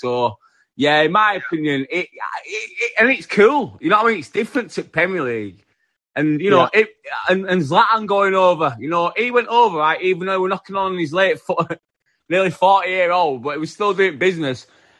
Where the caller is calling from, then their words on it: Yorkshire and the Humber, United Kingdom; Yeah, West Yorkshire, man. England.